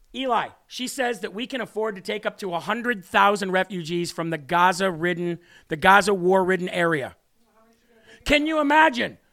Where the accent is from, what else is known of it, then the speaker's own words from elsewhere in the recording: United States; as an American